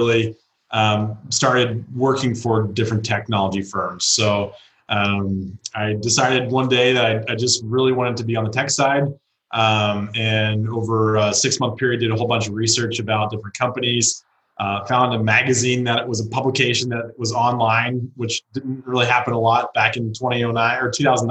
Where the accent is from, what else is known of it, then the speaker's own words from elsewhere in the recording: Danville, California, United States; So I grew up in the San Francisco Bay Area, a town called Danville.